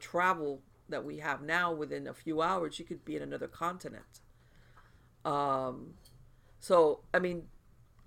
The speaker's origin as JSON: {"language": "English", "country": "United States", "also_born_or_lived": "South Florida", "said": "as an American"}